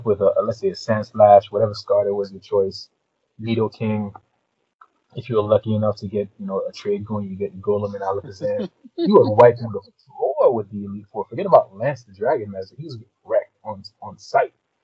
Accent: New York City, New York, United States; growing up in Brooklyn

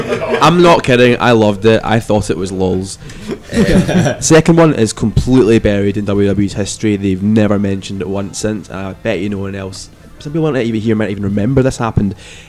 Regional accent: Scotland, United Kingdom; as a Scotsman

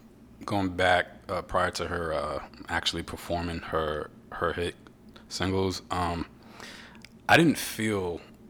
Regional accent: New York, United States; moved away; I'm a New Yorker

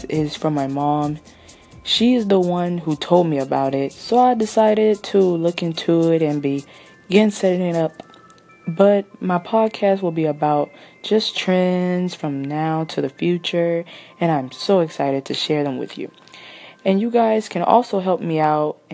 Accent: Houston, Texas, United States; I was born and raised in Houston

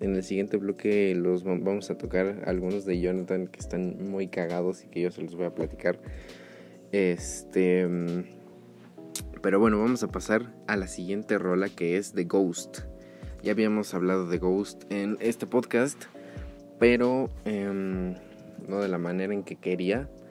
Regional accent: Mexico City, Mexico; yo soy de Ciudad de México

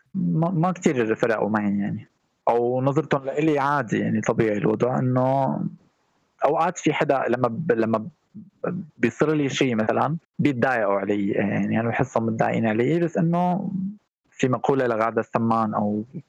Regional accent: Syria; now in Erbil, Iraq; سوري مقيم

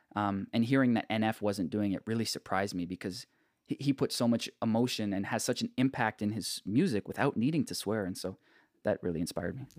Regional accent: Markham, Ontario, Canada; I grew up in Markham

